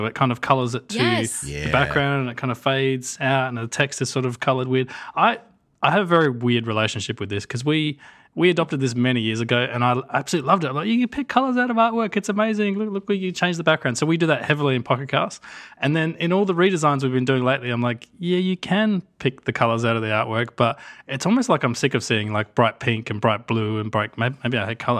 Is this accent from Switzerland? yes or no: no; Australia; I'm from Australia, you two.